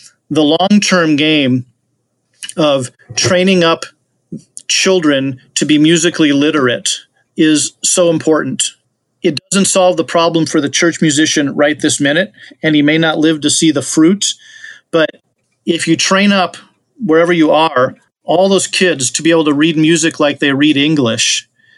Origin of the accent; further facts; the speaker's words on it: Wisconsin, United States; my home state of Wisconsin